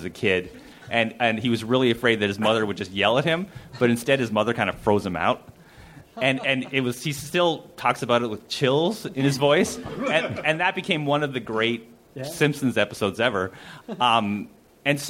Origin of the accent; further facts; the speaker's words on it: Canada; moved away as an adult; now in Los Angeles, United States; I grew up in Spelltown, Canada.